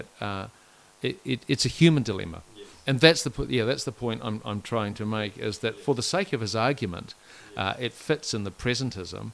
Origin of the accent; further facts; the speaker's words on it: Whanganui, Manawatū-Whanganui, New Zealand; growing up in Whanganui in the 80s, I can promise you it was great